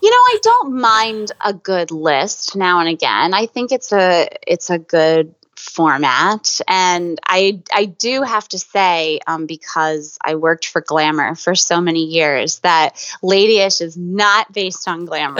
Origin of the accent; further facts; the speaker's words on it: Pennsylvania, United States; moved away as an adult; now in New York, United States; I'm from Pennsylvania, sort of halfway between New York and Philadelphia.